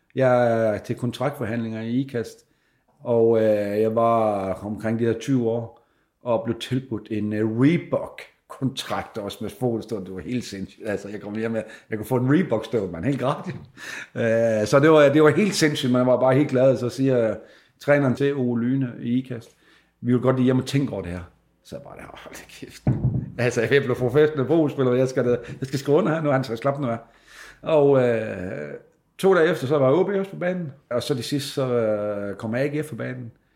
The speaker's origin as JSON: {"language": "Danish", "town": "Sæby", "region": "North Denmark Region", "country": "Denmark", "said": "jeg er jo fra Sæbe, og øh, kom ind som øh, junior spiller her til Frederikshavn"}